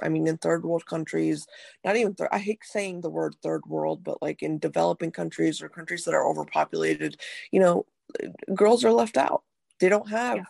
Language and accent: English; North India, India; moved away; I'm from India, um, from very North India actually